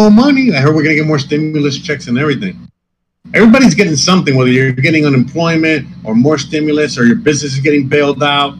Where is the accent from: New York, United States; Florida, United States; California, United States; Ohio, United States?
Florida, United States; Miami; even though I'm from Miami and shit, I'm still from the dirty South